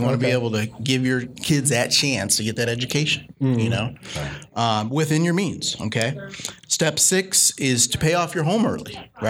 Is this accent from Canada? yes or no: no; Sacramento, California, United States; also born or lived in New Orleans, Louisiana; I grew up right here in Sacramento. You know, I grew up in Rosemont, and I grew up in the Heights before that.